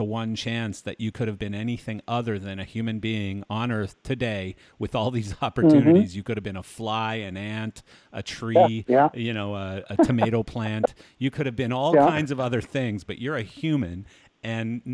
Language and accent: English; Delia, Alberta, Canada; also born or lived in Hanna, Alberta / Calgary, Alberta; I grew up in a little town nobody's ever heard of called Delia, Alberta. And the only reason I was born in Hanna, Alberta